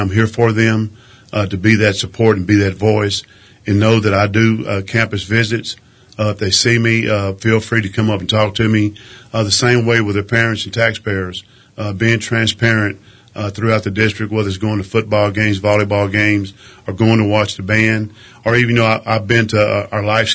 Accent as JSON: {"language": "English", "town": "Crane", "region": "Texas", "country": "United States", "tie": "born or raised there", "also_born_or_lived": "Alpine, Texas / Midland, Texas", "said": "I was born and raised in Crane, Texas, which is about 45 miles to the south and west of Midland. I grew up in Crane"}